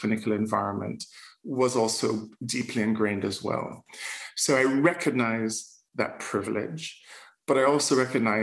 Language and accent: English; Jamaica; accent: Jamaican lilt; moved away; also born or lived in Scotland; growing up in Jamaica, we grew up in the Anglican Church